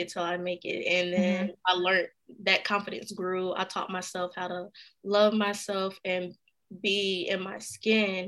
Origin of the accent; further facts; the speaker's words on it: High Point, North Carolina, United States; also born or lived in Khartoum, Sudan; where I'm from High Point, North Carolina area